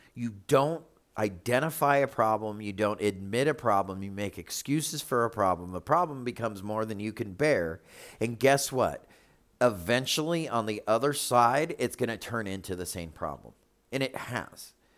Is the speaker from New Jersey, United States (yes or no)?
no; Charlotte, North Carolina, United States; moved away; we come from Charlotte